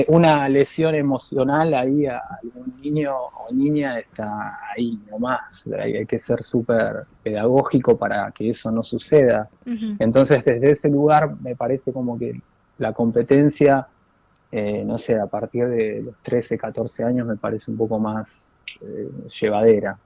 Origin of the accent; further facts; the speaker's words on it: Buenos Aires, Argentina; also born or lived in Mallorca, Spain; yo soy de Mataderos, nacido en Mataderos